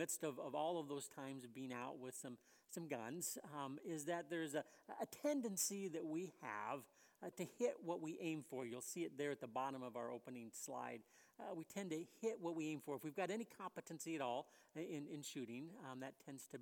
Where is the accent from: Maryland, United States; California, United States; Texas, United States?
California, United States; West Covina; moved away; I grew up in the Southern California area